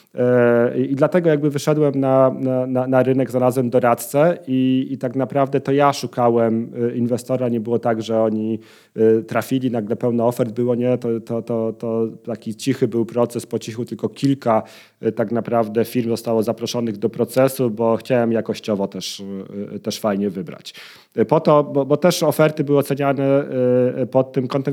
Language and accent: Polish; Poznań, Greater Poland, Poland; jestem z Poznania